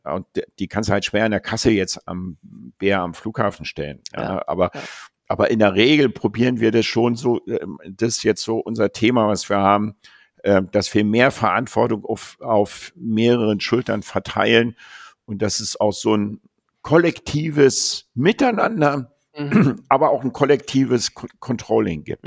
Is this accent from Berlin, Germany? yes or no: yes; Berlin, Germany; also born or lived in Japan; ich bin Berliner